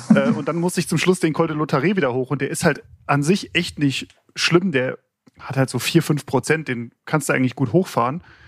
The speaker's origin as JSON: {"language": "German", "region": "Berlin", "country": "Germany", "also_born_or_lived": "Mecklenburg-Vorpommern", "said": "ich komme aus Berlin, habe in Mecklenburg-Vorpommern studiert"}